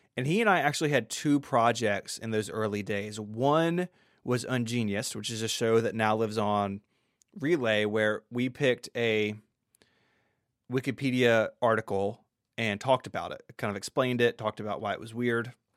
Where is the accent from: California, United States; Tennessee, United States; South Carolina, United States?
Tennessee, United States; Memphis; I'm from the South. I grew up in a suburb of Memphis